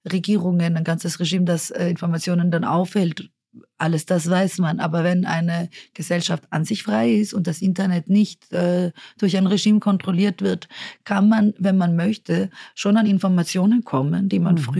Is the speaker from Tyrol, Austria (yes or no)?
yes; Innsbruck, Tyrol, Austria; Und ich bin halt davor in Innsbruck aufgewachsen.